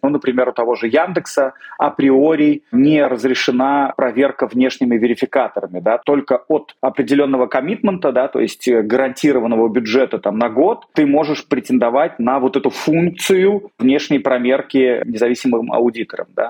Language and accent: Russian; Moscow, Russia; Я родился в Москве